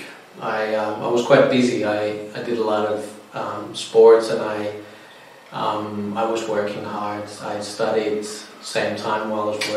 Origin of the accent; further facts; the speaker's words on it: Finland; moved away as an adult; now in Australia; I'm from Finland originally. I've been in Australia now since 2010.